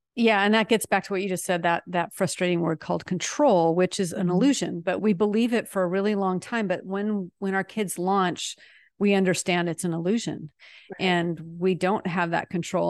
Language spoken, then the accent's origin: English; Seattle, Washington, United States; moved away as an adult; also born or lived in France; now in North Texas, United States; we're actually from Seattle, but we are exiled in sweaty Texas right now